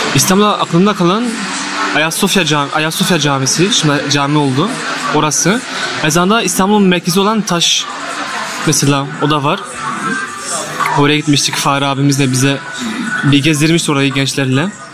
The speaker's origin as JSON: {"language": "Turkish", "town": "Liège", "region": "Wallonia", "country": "Belgium", "tie": "born or raised there", "said": "Liej'de Belçika'da doğdum."}